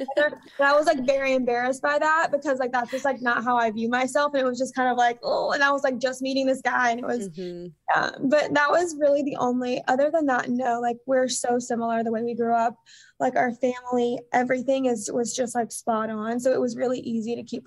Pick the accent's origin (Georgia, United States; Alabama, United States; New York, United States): Alabama, United States; moved away as an adult; now in Bay Area, United States; we went back home to my hometown in Alabama